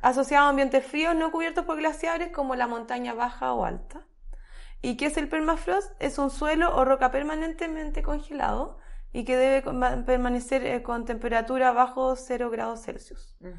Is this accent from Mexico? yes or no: no; Chile; nosotros somos el país de Latinoamérica